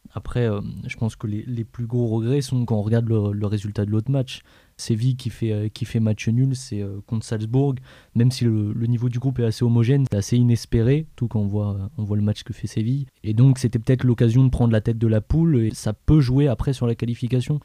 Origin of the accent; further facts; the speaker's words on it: France; en tant que Français